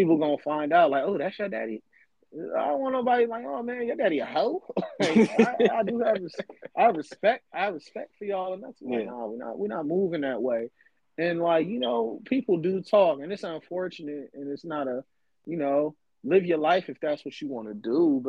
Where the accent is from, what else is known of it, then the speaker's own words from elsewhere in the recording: the South, United States; But, like, like I said, I was raised in the South, so super big on, like, common courtesy.